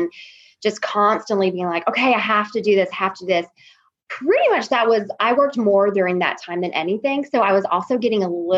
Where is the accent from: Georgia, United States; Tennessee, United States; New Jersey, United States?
Tennessee, United States; Memphis; moved away as an adult; also born or lived in Alabama; now in Little Rock, United States; I grew up in Memphis.